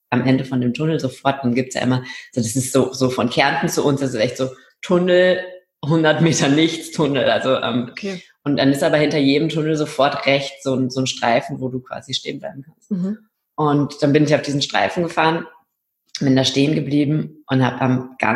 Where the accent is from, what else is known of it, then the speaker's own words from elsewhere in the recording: Rhineland, Germany; now in Austria; Ich komme ursprünglich aus dem Rheinland und bin aber der Liebe wegen nach Österreich gezogen.